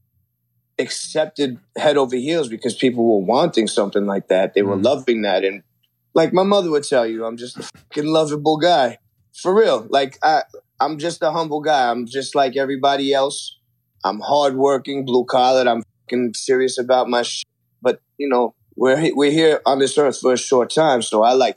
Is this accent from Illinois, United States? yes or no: no; New York City, New York, United States; growing up in Flushing